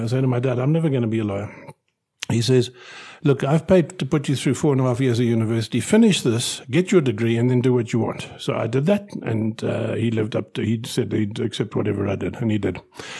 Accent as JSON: {"language": "English", "country": "United Kingdom", "tie": "born there", "moved": "yes", "said": "I was born in Britain. I was born in the coldest winter of the 20th century in Britain."}